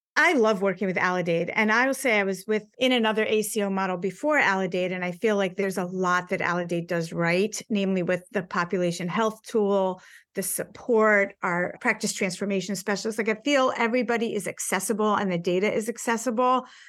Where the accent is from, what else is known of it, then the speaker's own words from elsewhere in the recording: United States; as an American